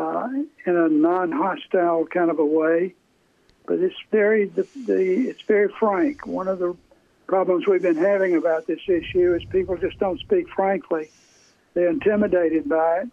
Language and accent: English; Atlanta, Georgia, United States; I'm from Atlanta